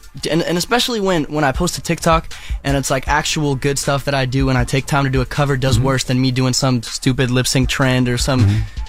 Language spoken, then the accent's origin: English; South Africa; I mean, I'm from South Africa. My parents moved here just for me to do this